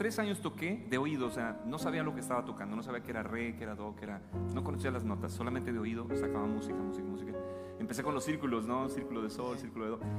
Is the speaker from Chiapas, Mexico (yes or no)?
yes; Chiapas, Mexico; accent: chapaneco; Yo ya perdí el acento que tenía, ¿no? Mi acento chapaneco, pues era más cantadito.